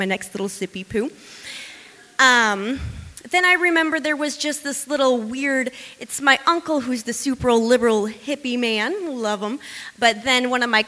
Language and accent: English; Illinois, United States; moved away; I'm from Illinois.